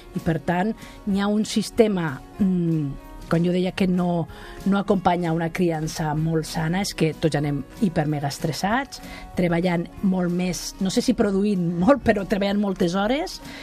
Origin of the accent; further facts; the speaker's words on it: Catalonia, Spain; com som els catalans